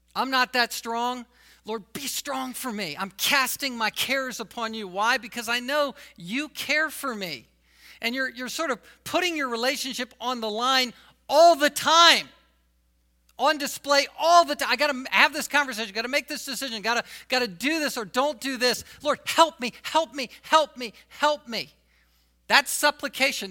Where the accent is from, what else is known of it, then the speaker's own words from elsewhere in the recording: the South, United States; I was from the South